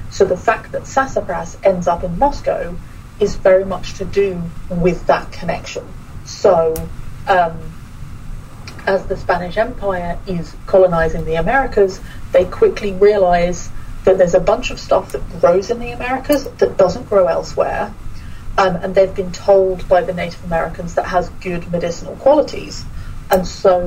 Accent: United Kingdom; moved away as an adult; now in Astana, Kazakhstan; who I am as a British person

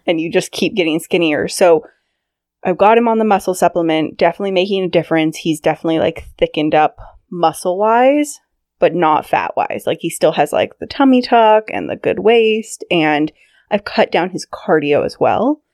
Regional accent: Sacramento, California, United States; I grew up in Northern California in Sacramento.

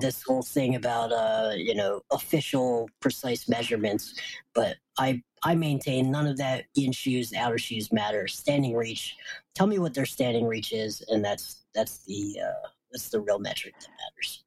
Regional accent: Wilmington, Delaware, United States; my hometown of Wilmington, Delaware.

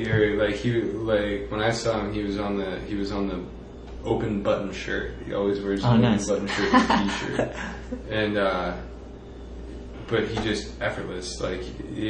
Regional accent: New Hampshire, United States; I'm from New Hampshire, and my town had, like, 2,000 people in it.

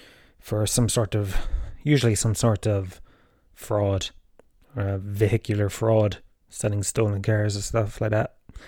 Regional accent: Tralee, Munster, Ireland; I grew up in the Gallows Field, Tralee

